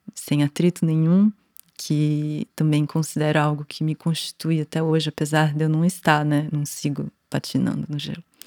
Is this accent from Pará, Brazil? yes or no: no; São Paulo, Brazil; eu nasci aqui em São Paulo, né? Cidade, capital, em 1982